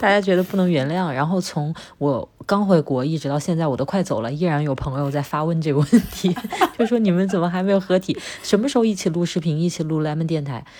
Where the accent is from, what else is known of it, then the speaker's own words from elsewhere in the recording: Wuhan, Hubei, China; moved away as an adult; 我在武汉生活了二十多年